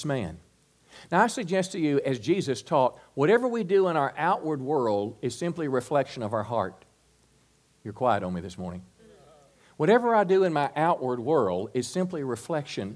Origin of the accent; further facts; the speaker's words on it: United States; particularly as an American Christian